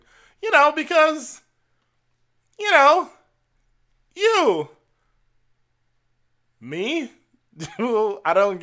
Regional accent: Jamaica; I'm Jamaican

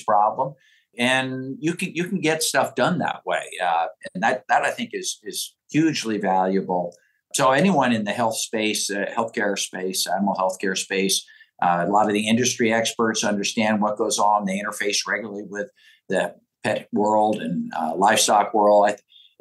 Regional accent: Oregon, United States; born or raised there

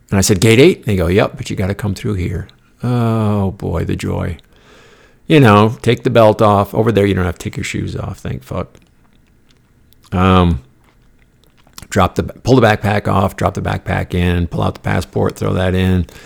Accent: Denmark; now in United States; this is all a moot point because my country of origin was Denmark.

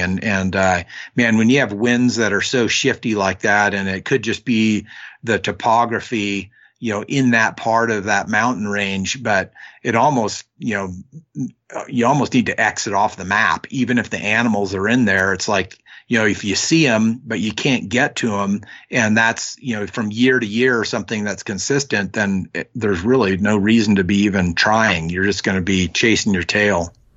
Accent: Northwestern California, United States; I grew up in Northwestern California, um, up near the Oregon border

